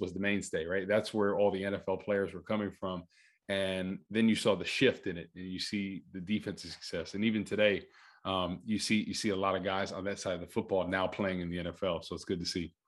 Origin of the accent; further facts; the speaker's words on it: Rutherford, New Jersey, United States; I'm born and raised in, uh, in Rutherford, New Jersey, right by, uh, Giant Stadium.